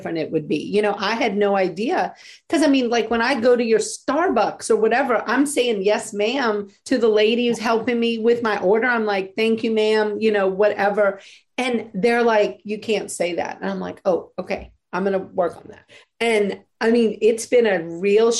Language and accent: English; the South, United States; moved away as an adult; now in Pacific Northwest, United States; I grew up in the South my whole life